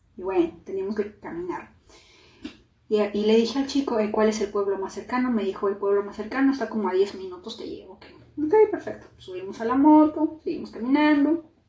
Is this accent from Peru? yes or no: yes; Peru; now in United States; soy de Perú